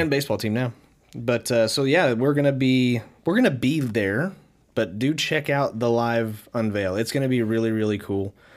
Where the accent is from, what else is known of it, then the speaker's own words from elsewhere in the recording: Wichita, Kansas, United States; we are from Wichita, Kansas